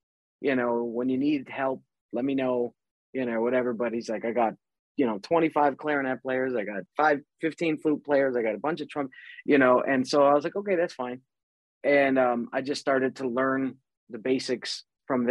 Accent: Chicago, Illinois, United States; moved away as an adult; now in California, United States; I grew up in Chicago, born and raised out there in 78

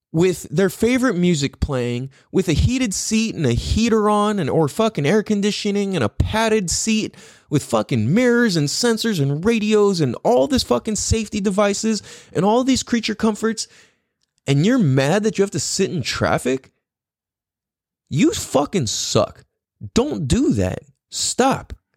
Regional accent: United States; I'm from America

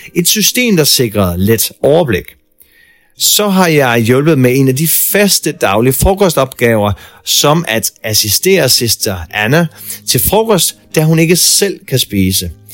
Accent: Denmark; moved away as an adult; now in New Zealand; hjemme i Danmark

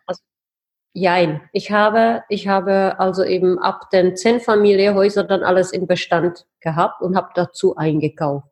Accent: Plzeň, Plzeň Region, Czechia; German is a second language; moved away as an adult; also born or lived in Heidelberg, Germany / Switzerland / Brussels, Belgium; now in Prague, Czech Republic; ich bin tatsächlich in Pilzen geboren ähm, ich bin mit 19 nach Deutschland ausgewandert

